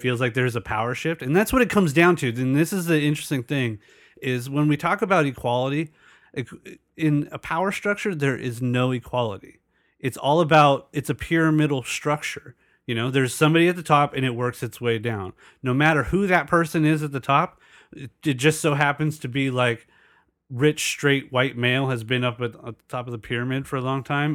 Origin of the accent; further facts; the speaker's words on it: El Cajon, California, United States; I grew up in El Cajon, which is predominantly white.